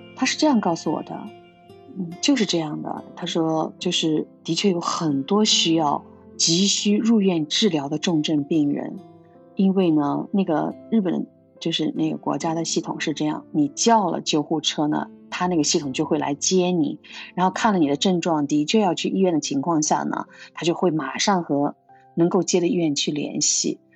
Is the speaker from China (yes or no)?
yes; Xinjiang, China; moved away as an adult; now in Japan; 我从小生活在新疆的，大西北，辽阔壮美的地方